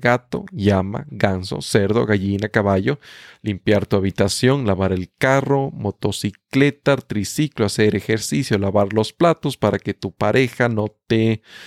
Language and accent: Spanish; Ecuador; first language Spanish; Yo nací en Ecuador, un país ubicado en América del Sur. Mi idioma natal es castellano o español.